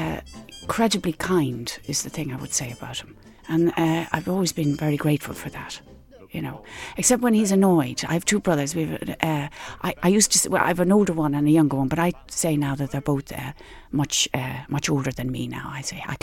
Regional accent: Skerries, Leinster, Ireland; we grew up in Skerries and we had a house right on the beach

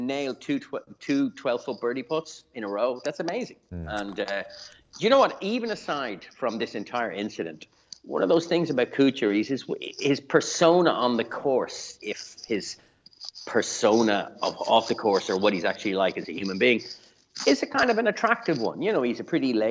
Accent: Ireland; me being Irish

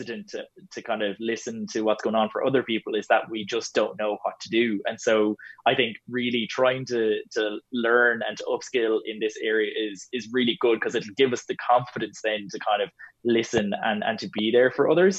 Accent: Ireland; we're so good as Irish people

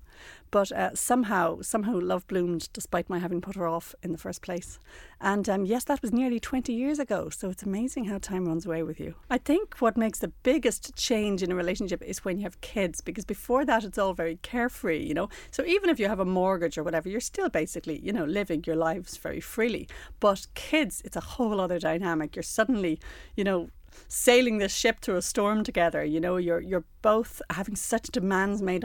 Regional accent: Ireland; also born or lived in New York; growing up in Ireland in the 80s, you always had that feeling of you'd get a degree and you'd get out

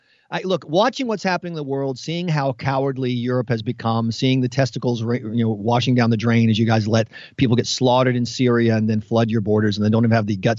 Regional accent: American South, United States; I'm allowed to say this as an American Southerner

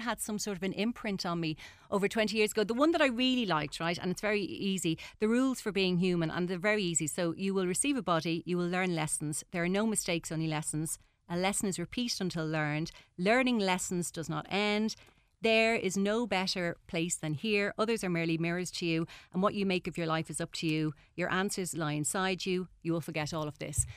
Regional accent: Ireland; as Irish people

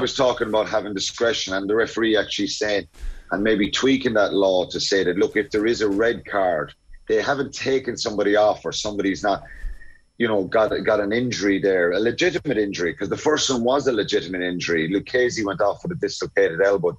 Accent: Ireland; as Irish uh, people were were nervous about kind of shooting for the stars

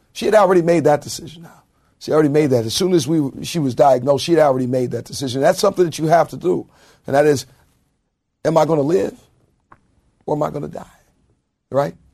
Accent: Anaheim, California, United States; I grew up in Anaheim.

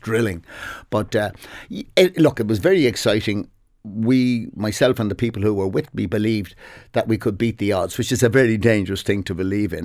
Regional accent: Dublin, Leinster, Ireland; also born or lived in Clontarf, Dublin; I'm from Merino originally

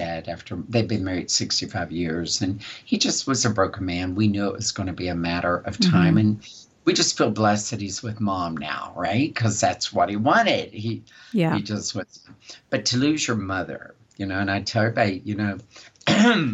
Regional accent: West Virginia, United States; I grew up in West Virginia. I'm a West Virginian.

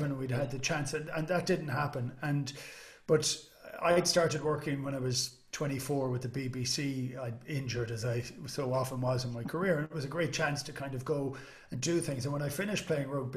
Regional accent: Ireland; I'm Irish

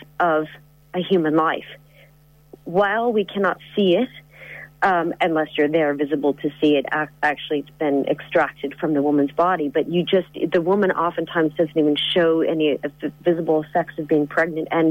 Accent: United States; now in Ireland; I'm from America

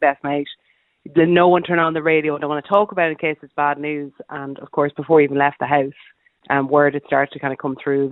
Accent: Sligo, Connacht, Ireland; I'm not from Roscommon. I'm actually from Sligo

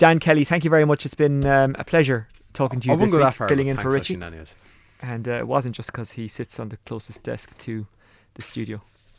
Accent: Ireland; I support Celtic because I'm Irish.

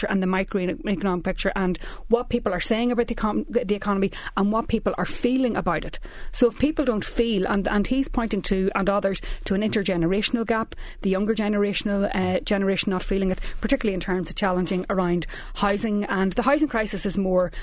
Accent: Newry, Northern Ireland, United Kingdom; I'm from Newry

